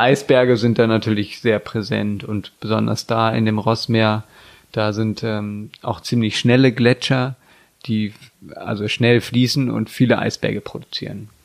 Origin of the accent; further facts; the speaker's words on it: Germany; wir als Deutsche